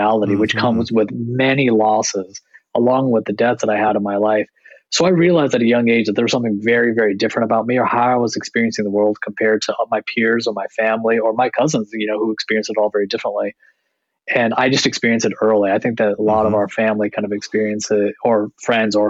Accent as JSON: {"language": "English", "country": "United States", "tie": "born or raised there", "also_born_or_lived": "Canada", "said": "growing up in America, being born in Canada, but having family traditionally from India"}